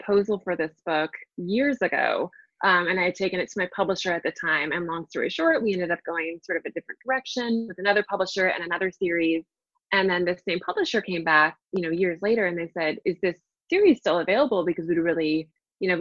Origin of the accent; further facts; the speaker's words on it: Seattle, Washington, United States; moved away as an adult; now in New York, United States; I'm originally from the Seattle area, and I married my high school sweetheart